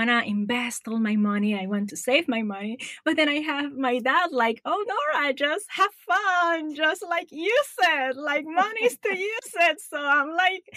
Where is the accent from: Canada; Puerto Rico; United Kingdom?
Puerto Rico; I grew up in Puerto Rico. I went there to school.